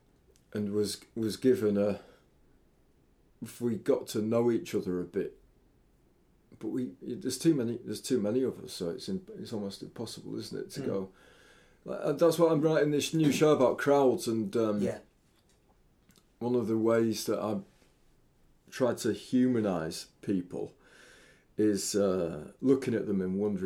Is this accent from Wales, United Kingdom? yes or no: no; York, Yorkshire and the Humber, United Kingdom; also born or lived in Hackney, London; now in London, United Kingdom; I'm from York originally